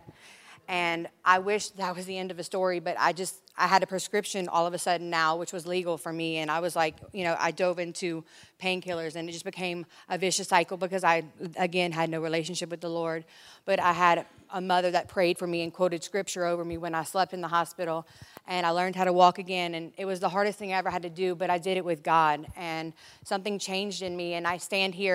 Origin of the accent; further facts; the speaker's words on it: Lafayette, Louisiana, United States; moved away as an adult; now in California, United States; I'm from Lafayette, Louisiana.